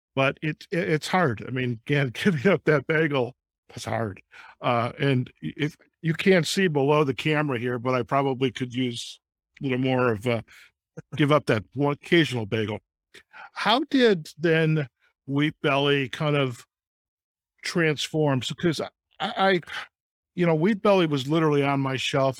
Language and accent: English; Detroit, Michigan, United States; I grew up in Detroit